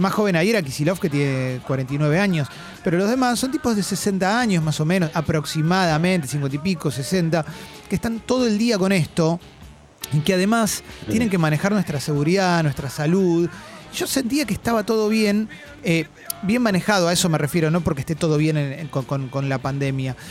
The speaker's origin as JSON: {"language": "Spanish", "country": "Argentina", "said": "como argentino"}